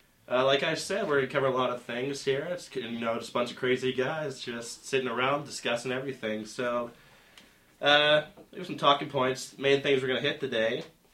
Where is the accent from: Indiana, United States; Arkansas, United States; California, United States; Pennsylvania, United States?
Pennsylvania, United States; western; moved away as an adult; also born or lived in Laconia, New Hampshire; now in Provo, United States; I was born in Laconia, New Hampshire. Lived there till I was three. Moved to a small valley in the foothills of the Appalachian Mountains, western Pennsylvania. Then I came to Brigham Young University.